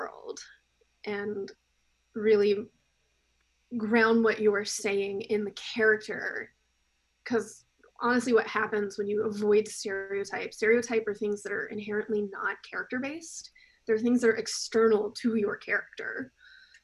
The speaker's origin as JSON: {"language": "English", "region": "South Carolina", "country": "United States", "tie": "born or raised there", "said": "I grew up in South Carolina, very deep south"}